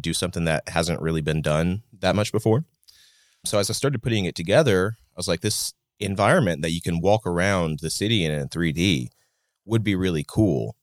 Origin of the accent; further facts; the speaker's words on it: Athens, Alabama, United States; moved away as an adult; now in Huntsville, United States; I grew up in Athens, so not too far away from Huntsville, but I've been here since twenty eighteen in the city proper